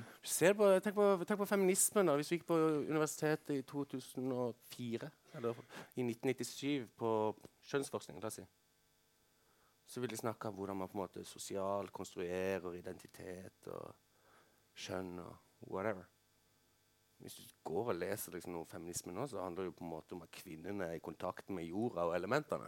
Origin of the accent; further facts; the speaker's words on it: Kristiansand, Agder, Norway; dette ganske fine middelklasseområdet hvor jeg vokste opp i Kristiansand